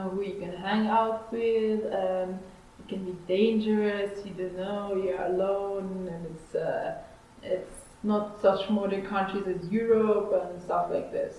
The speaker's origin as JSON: {"language": "English", "country": "Israel", "said": "I'm from Israel"}